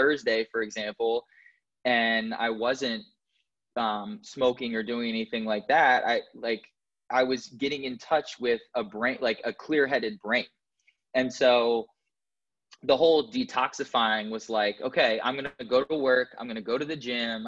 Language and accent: English; Indianapolis, Indiana, United States; moved away; I was born in Indianapolis, Indiana, and I didn't have a traumatic childhood